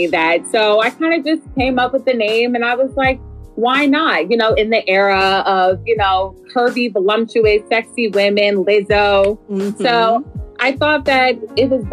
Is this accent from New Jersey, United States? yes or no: no; Philadelphia, Pennsylvania, United States; moved away as an adult; now in Atlanta, United States; I'm originally from Philadelphia too. So coming down here, you know, barely 2 years ago